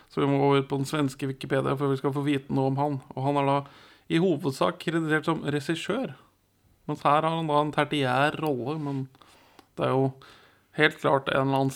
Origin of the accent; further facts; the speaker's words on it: Norway